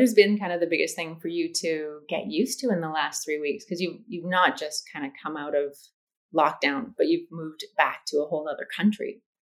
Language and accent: English; Canada; I'm Canadian